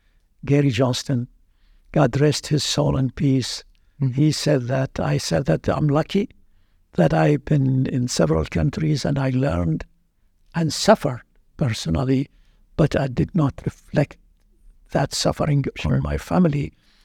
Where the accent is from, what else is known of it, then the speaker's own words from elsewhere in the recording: Baghdad, Baghdad Governorate, Iraq; moved away as an adult; now in Iowa, United States; I'm from Baghdad, Iraq